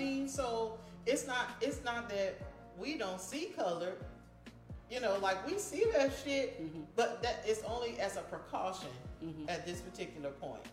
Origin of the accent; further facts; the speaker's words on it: Miami, Florida, United States; I'm from Miami